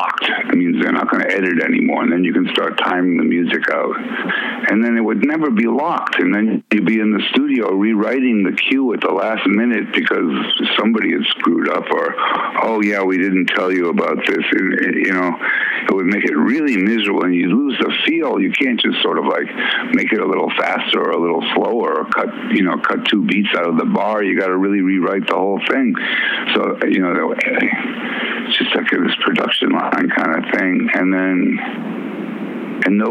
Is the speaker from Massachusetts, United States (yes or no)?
yes; Worcester, Massachusetts, United States; also born or lived in Minneapolis, Minnesota / New Orleans, Louisiana; we moved to Worcester, Massachusetts.